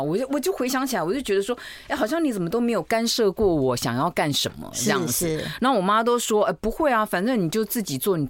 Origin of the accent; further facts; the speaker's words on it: Taipei, Taiwan; 台北人，就是台湾小孩。呃，对。